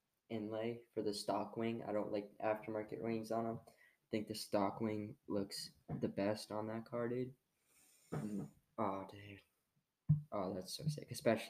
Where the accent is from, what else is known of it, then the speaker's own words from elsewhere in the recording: Canada; I'm French Canadian.